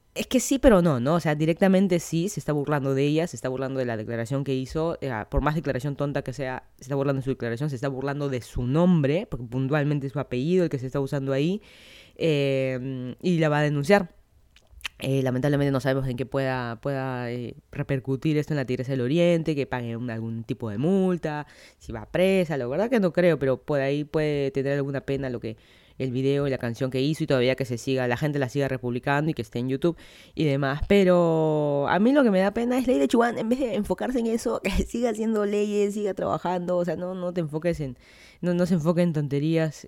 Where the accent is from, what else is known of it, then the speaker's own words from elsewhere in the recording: Lima, Peru; moved away as an adult; now in Miami, United States; yo soy de Lima, Perú, vine a vivir aquí a Miami hace menos de dos años